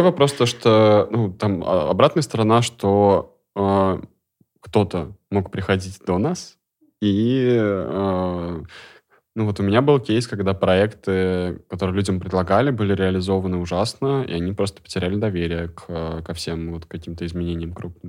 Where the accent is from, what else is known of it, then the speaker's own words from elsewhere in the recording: Kazan, Tatarstan, Russia; я из Казани